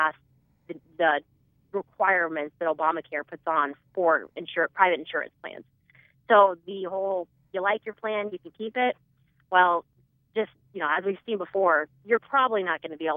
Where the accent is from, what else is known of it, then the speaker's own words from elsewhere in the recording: Omaha, Nebraska, United States; moved away as an adult; also born or lived in Washington, D.C.; I am originally from Nebraska. I'm a native Nebraskan from Omaha